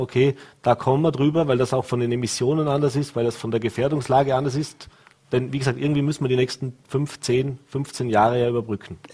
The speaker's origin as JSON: {"language": "German", "region": "Vorarlberg", "country": "Austria", "said": "bei uns in Vorarlberg"}